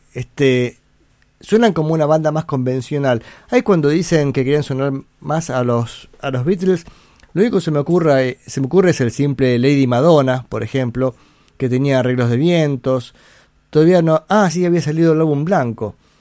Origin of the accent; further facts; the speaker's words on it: Buenos Aires, Argentina; Yo nací en Balvanera, si no me equivoco. O sea, sí sé dónde nací, pero creo que el centro gallego que queda en la calle Belgrano, en Buenos Aires, está en el barrio Balvanera